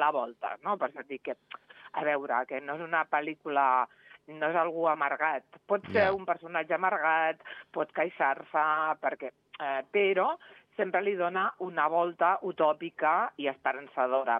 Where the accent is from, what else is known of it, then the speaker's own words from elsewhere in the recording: Reus, Catalonia, Spain; now in Andorra; jo sóc de Reus